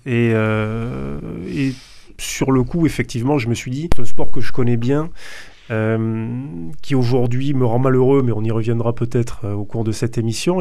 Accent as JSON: {"language": "French", "town": "Toulouse", "region": "Occitania", "country": "France", "said": "en tant que Toulousain"}